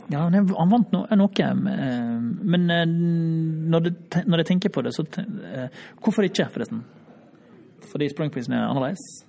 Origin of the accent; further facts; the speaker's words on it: Runde, Møre og Romsdal, Norway; also born or lived in Oslo; now in Finland; Jeg er fra Ronde